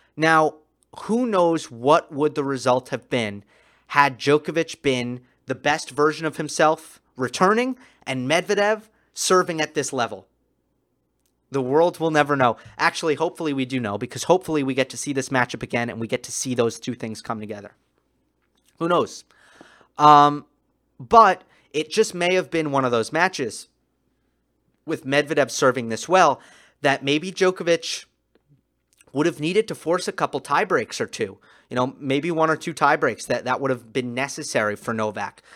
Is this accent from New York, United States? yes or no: yes; New York, United States; I'm a New Yorker